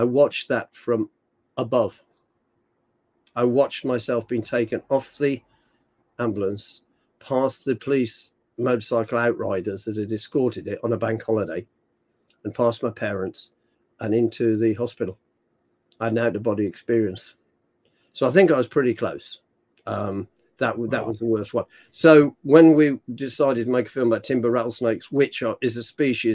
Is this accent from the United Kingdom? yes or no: yes; United Kingdom; I'm British.